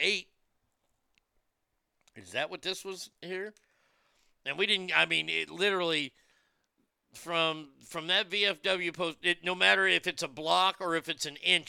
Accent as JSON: {"language": "English", "region": "Texas", "country": "United States", "said": "my home state of Texas"}